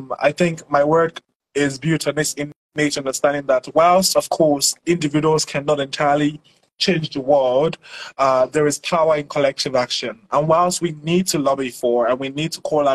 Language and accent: English; Nigeria; I am a Nigerian climate storyteller